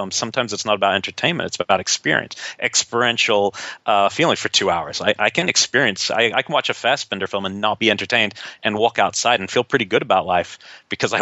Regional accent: New Zealand; growing up in New Zealand

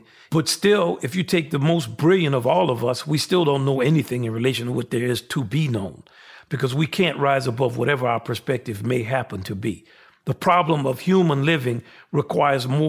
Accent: the South, United States; I'm a Southerner. I grew up with great prejudice and ignorance and segregation

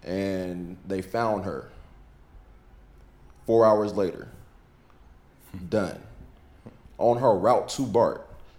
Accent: India; being like growing up in India, where it's a large

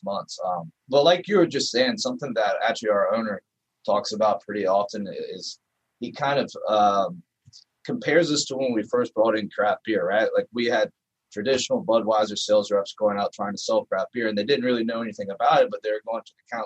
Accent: North Carolina, United States; moved away; I'm from North Carolina. When I moved up here

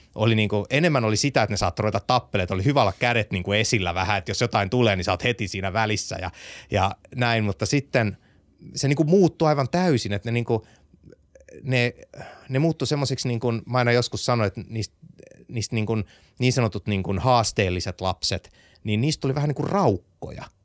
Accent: Vaasa, Ostrobothnia, Finland; ollaan samasta kaupungista lähtöisin, minä ja Visma, tai siis minä ja Starsoft

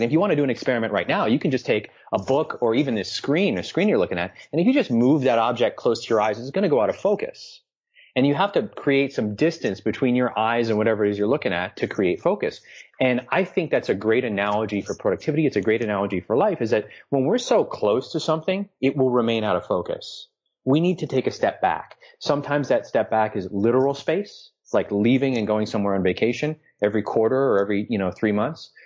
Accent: New York City, New York, United States; I'm a New Yorker

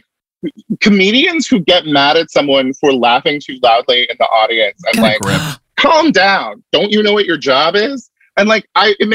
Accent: Los Angeles, California, United States; also born or lived in anti-intellectual farm town, United States; I'm from Los Angeles

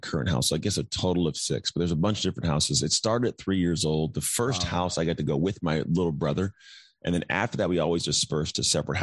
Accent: Antioch, California, United States; also born or lived in Martinez, California; now in Walnut Creek, United States; I was born in Martinez, and I grew up in a town called Antioch

